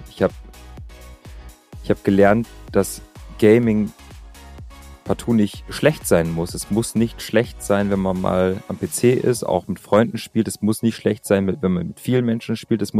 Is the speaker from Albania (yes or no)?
yes; Albania; ich bin in Albanien aufgewachsen und ich habe damals in den 90er, also ich bin in den 90er Jahren geboren.